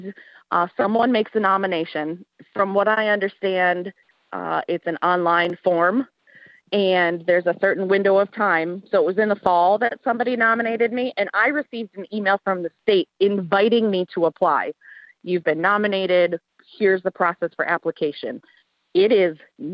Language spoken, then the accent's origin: English; Escanaba, Michigan, United States; moved away as an adult; also born or lived in Houghton, Michigan / Calumet, Michigan; now in Lake Linden, United States; I'm originally from Escanaba. I grew up in Escanaba